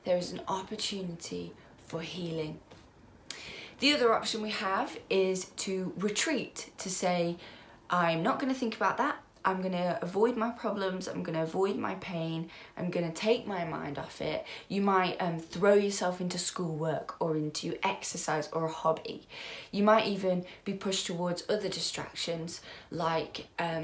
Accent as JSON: {"language": "English", "country": "United Kingdom", "said": "As British people"}